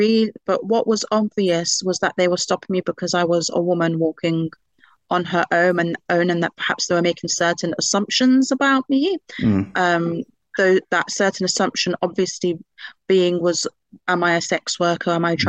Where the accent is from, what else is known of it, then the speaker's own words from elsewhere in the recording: United Kingdom; seen on my card that I'm British and seen my father's name.